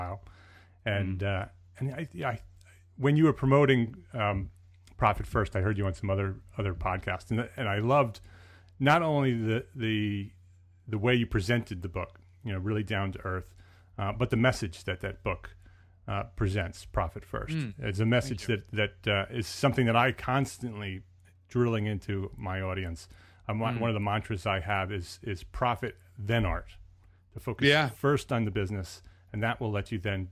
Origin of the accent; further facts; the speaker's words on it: Paramus, New Jersey, United States; moved away; I'm a Jersey boy too. So I grew up in Paramus, New Jersey, and my parents are still there